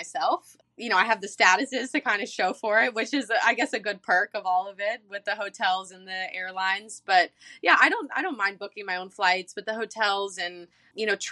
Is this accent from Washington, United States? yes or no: no; Charleston, South Carolina, United States; I'm from Charleston.